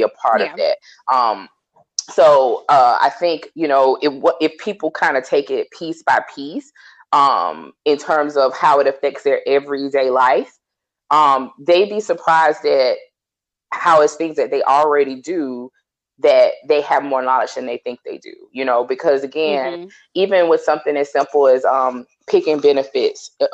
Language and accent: English; the South, United States; I'm a Southerner